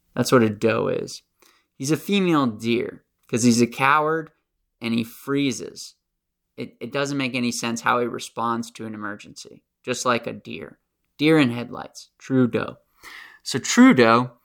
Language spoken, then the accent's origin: English; United States; accent: American; my American accent